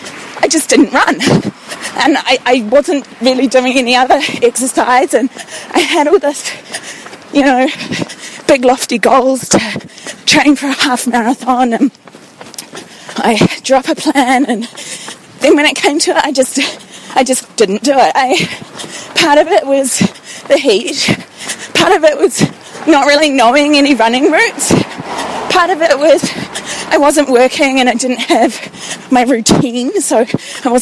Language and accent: English; New Zealand; also born or lived in London; I'm a New Zealander, and I moved back to New Zealand in December last year, having lived in London for 3 years.